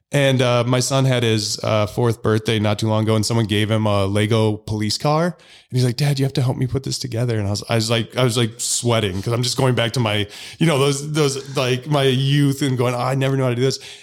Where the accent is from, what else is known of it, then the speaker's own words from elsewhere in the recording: Illinois, United States; I'm from Illinois